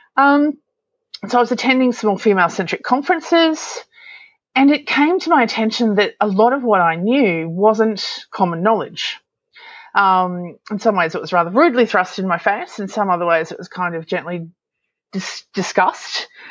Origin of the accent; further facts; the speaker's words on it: Australia; I'm an Aussie